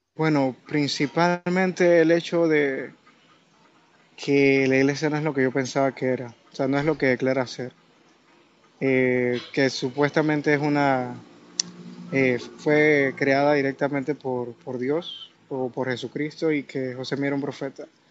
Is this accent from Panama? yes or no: yes; Panama; Yo soy de Panamá.